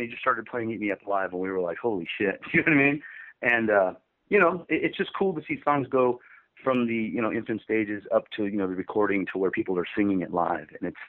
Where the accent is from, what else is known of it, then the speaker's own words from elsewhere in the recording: Los Angeles, California, United States; when I was a kid, 15 or 16 years old, you know, growing up in Hollywood